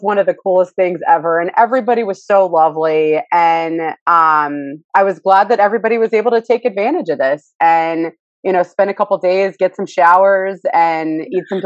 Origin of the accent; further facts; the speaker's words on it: Texas, United States; now in Philadelphia, United States; growing up in Texas, I grew up with Frito pie